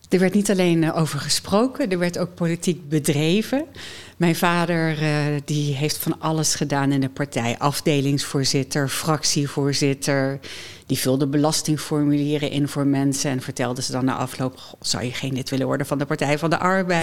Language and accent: Dutch; Doesburg, Gelderland, Netherlands; also born or lived in Amsterdam / United States; now in Nijmegen, Netherlands; Ik ben geboren in Doesburg